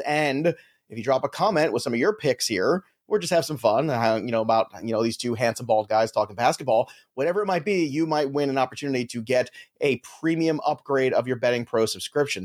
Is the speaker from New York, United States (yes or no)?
yes; New York, United States; we're both from New York